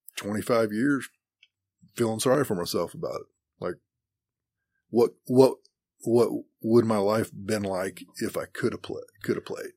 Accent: Great Bend, Kansas, United States; also born or lived in Highland, Kansas; I was raised in Great Bend, Kansas, and graduated high school in eighty-six.

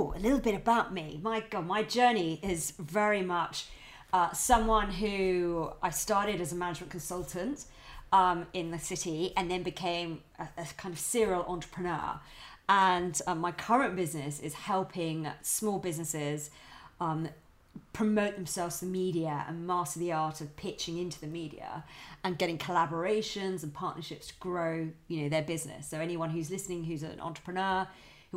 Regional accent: Brighton, South East England, United Kingdom; now in London, United Kingdom; I was born and raised in Brighton

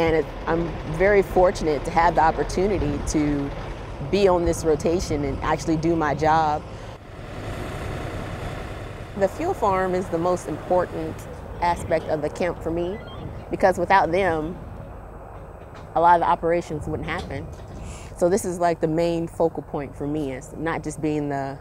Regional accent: Taylorsville, Mississippi, United States; I'm from Taylorsville, Mississippi

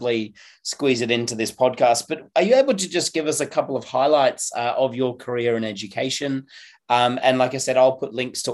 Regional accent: Nottingham, East Midlands, United Kingdom; I was born over in Nottingham

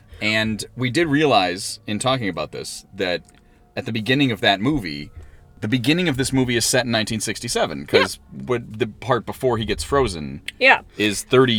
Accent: Scranton, Pennsylvania, United States; now in Chicago, United States; where I grew up in Scranton, there was a drive-in in Dixon City, so it was right there.

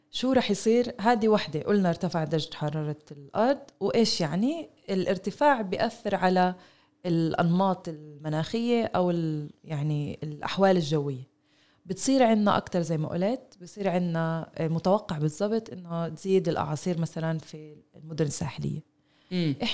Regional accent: Palestine; وهذا عن جد إشي نقطة جوهرية لإلنا إحنا حتى كفلسطينية

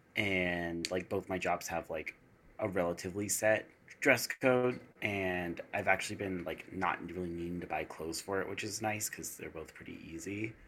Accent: East Coast, United States; moved away; also born or lived in the desert (western US); I was born on the East Coast

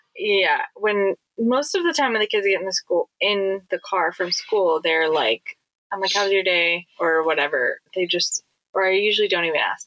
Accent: Hawaii, United States; being born and raised in Hawaii

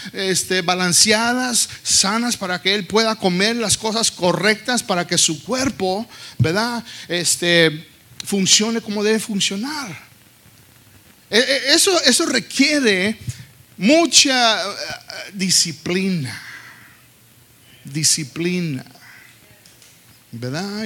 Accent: Texas, United States; yo creciendo aquí en los Estados Unidos, en Texas, yo hablaba más inglés Hablaba más inglés que español

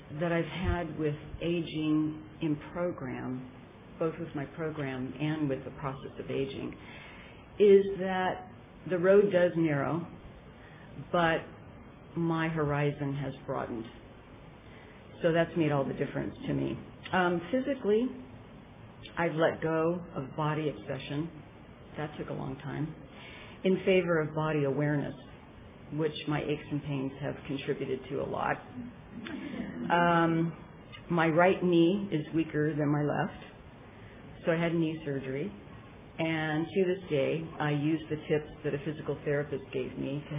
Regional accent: Petaluma, California, United States; And I'm from Petaluma in Sonoma County.

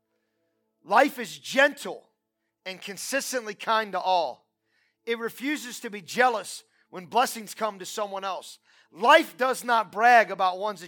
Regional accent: United States; I'm from Portage County

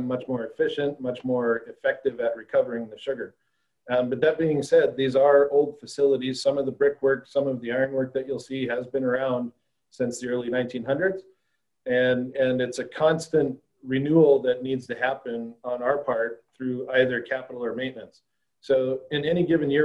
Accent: Northwest Montana, United States; also born or lived in Fargo, North Dakota / Australia; now in Michigan, United States; I'm originally from Montana, Northwest Montana

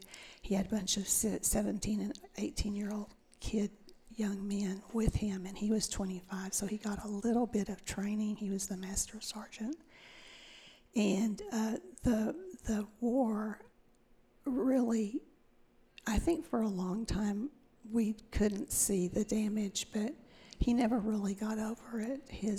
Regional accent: Fort Worth, Texas, United States; It was a great place to grow up.

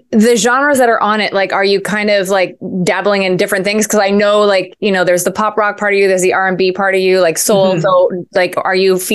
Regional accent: Montreal, Quebec, Canada; my hometown here in Montreal

